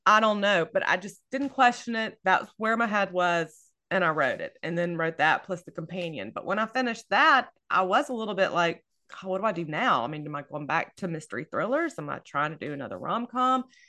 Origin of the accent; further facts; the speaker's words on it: Louisiana, United States; I am from Louisiana, I'm in Louisiana, and I love setting books here, um, and I'm in North Louisiana